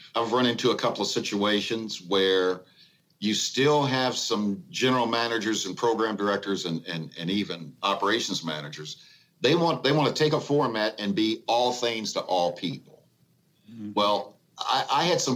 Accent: Evansville, Indiana, United States; I worked at three winning radio stations in my hometown of Evansville, Indiana.

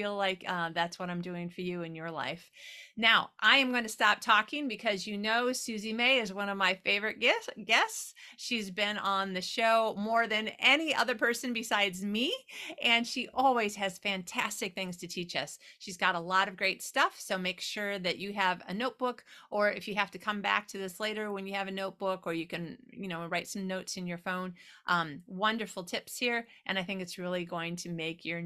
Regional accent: Midwest, United States; moved away; I born and raised in the Midwest.

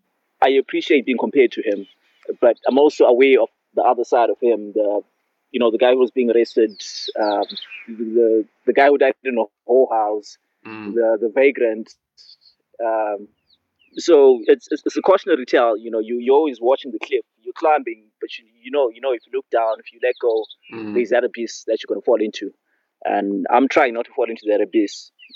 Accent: Zimbabwe; I was born in Zimbabwe.

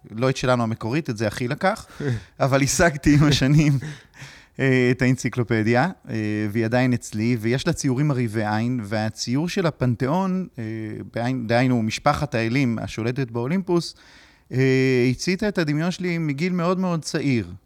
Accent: Kedumim, West Bank, Palestine; אני גדלתי בקדומים. אה, אבל ההורים שלי הם לא במקור מהציונות הדתית.

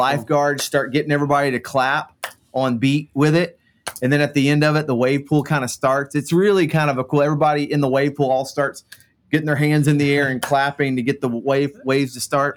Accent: Central Florida, United States; I grew up in Central Florida

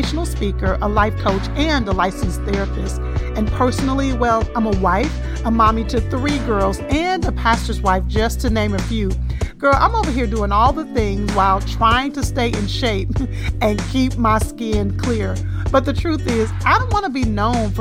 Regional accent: Texas, United States; accent: Texas twang; I'm from Texas, and sometimes, honey, this Texas twang makes me have to spell things

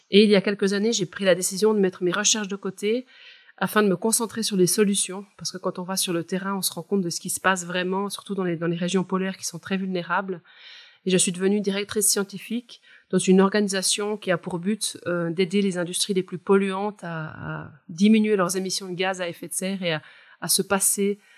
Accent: Val-de-Travers, Neuchâtel, Switzerland; moved away as an adult; also born or lived in Bordeaux, France / Alaska; euh, je suis suisse, je viens du Val de Travers, donc dans les montagnes euh, du canton de Neuchâtel.

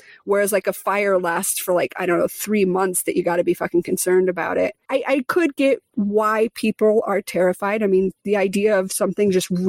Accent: Midwest, United States; I grew up in the Midwest in the tornado belt.

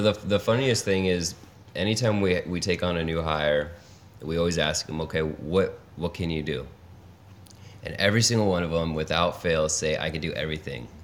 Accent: Los Angeles, California, United States; moved away as an adult; now in Detroit, United States; originally born and raised in Los Angeles

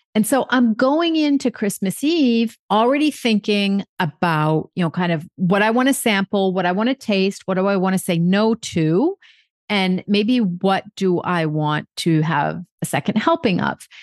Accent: United States; now in France; I'm American

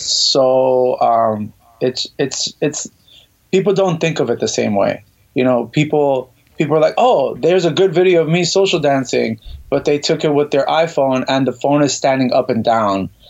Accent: Miami, Florida, United States; moved away as an adult; now in New York, United States; I am originally from Miami, Florida, born and raised.

